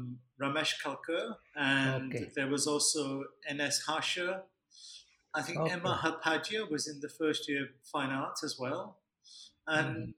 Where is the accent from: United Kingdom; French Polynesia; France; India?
United Kingdom; Leeds, Yorkshire and the Humber; moved away as an adult; I grew up in Leeds